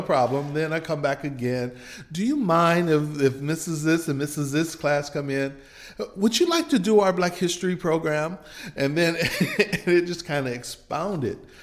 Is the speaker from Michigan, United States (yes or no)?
yes; Michigan, United States; now in Meridian, United States; I grew up in Michigan, but both of my parents are from Mississippi